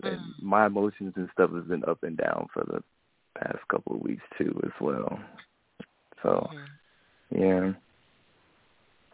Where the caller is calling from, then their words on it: Jacksonville, Florida, United States; I'm … from Jacksonville, Florida.